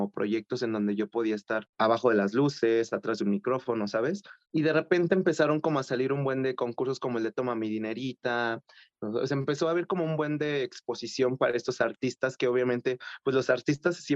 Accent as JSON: {"language": "Spanish", "town": "Coacalco", "region": "State of Mexico", "country": "Mexico", "said": "yo soy del Estado de México, de Coacalco, eh, y en ese antro por ahí del 2016, si no mal recuerdo, gané un concurso para hacer la imagen de ese lugar."}